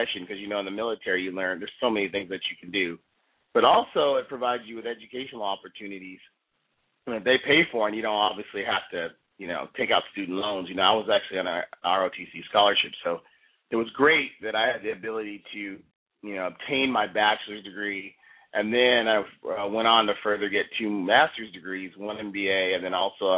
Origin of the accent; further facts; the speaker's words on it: Seattle-Tacoma area, Pacific Northwest, Washington, United States; moved away; I am originally from the Seattle-Tacoma area, and growing up in the Pacific Northwest